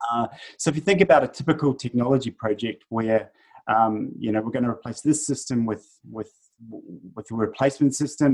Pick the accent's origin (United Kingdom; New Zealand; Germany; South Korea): New Zealand; moved away as an adult; also born or lived in north of Sydney, Australia; now in Australia; I'm a Kiwi, uh, originally from New Zealand, and uh, currently living in in Australia. I've been here for uh, 11 years